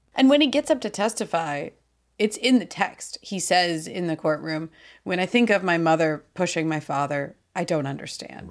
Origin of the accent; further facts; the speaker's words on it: United States; I'm so American